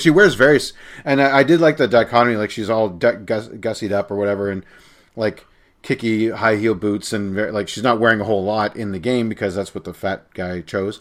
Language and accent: English; Canada; As a Canadian